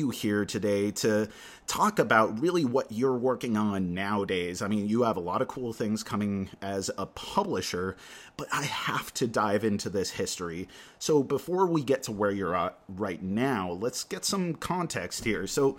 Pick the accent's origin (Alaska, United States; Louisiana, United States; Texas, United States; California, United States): Alaska, United States; I started playing Magic when I was a kid here in Alaska.